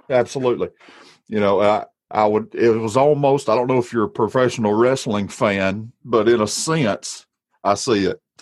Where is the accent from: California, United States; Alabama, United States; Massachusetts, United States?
Alabama, United States; Walker County; I, am from Alabama. I'm from Walker County. I sound the way I sound